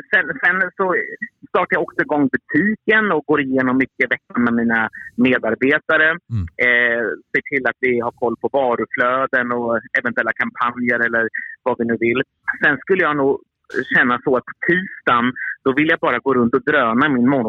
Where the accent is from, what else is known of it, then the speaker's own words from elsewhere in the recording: Örebro, Örebro County, Sweden; mm. och jag kommer från Örebro.